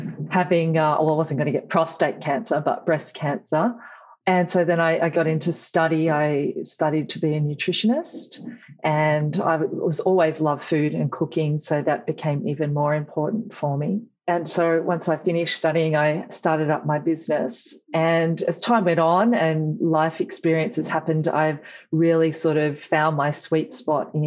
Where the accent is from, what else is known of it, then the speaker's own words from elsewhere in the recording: Tamworth, New South Wales, Australia; also born or lived in Wagga Wagga, New South Wales; now in Newcastle, Australia; I grew up in Tamworth, New South Wales